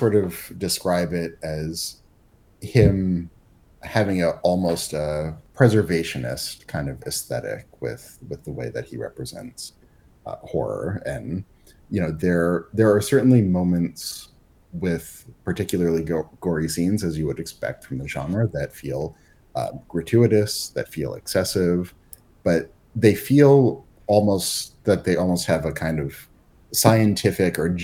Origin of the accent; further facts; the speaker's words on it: Massachusetts, United States; I'm not from the town, but I'm from Massachusetts